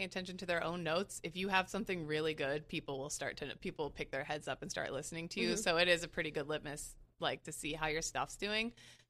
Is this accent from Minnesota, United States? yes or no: no; Lancaster, Pennsylvania, United States; now in New York City, United States; So I can be in my hometown.